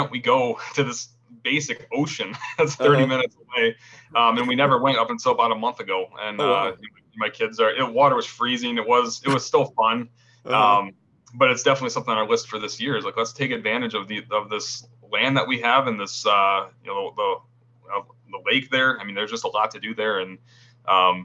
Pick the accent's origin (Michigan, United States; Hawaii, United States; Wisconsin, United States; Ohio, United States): Michigan, United States; Grand Rapids; I'm born and raised in West Michigan, kind of the greater Grand Rapids area